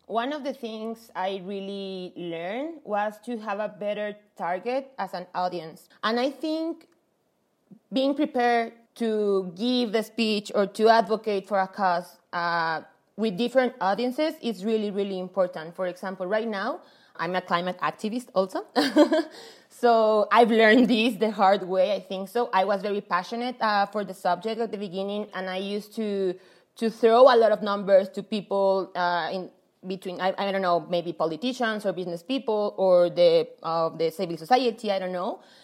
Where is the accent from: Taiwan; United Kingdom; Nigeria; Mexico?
Mexico; also born or lived in Paris; I'm from Mexico.